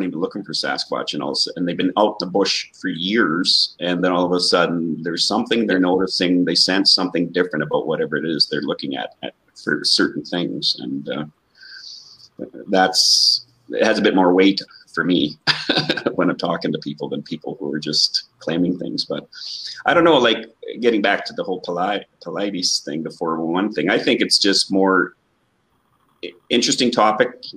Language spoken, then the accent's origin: English; Canada; Canadians, we always say A all